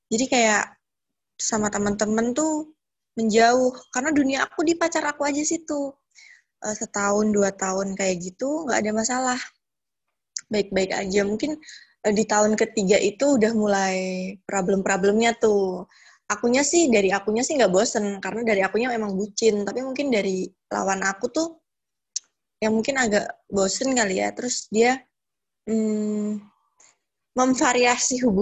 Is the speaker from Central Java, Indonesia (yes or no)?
yes; Purworejo, Central Java, Indonesia; also born or lived in Bekasi; now in Yogyakarta, Indonesia; Sebenarnya aku asli Purworejo, tapi aku emang tinggal lama banget di Bekasi dan baru pulang lagi ke Purworejo ini sekitar September. Terus sekarang aku lagi menetap di Jogja karena ada pekerjaan di sini.